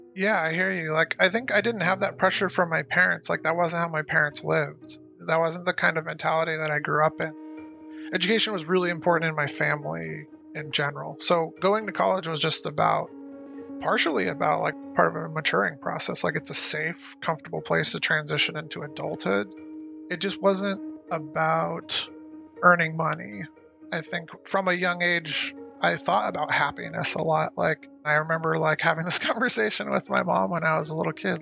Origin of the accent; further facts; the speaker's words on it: Lancaster, California, United States; also born or lived in Santa Cruz / Portland; I grew up in Lancaster, California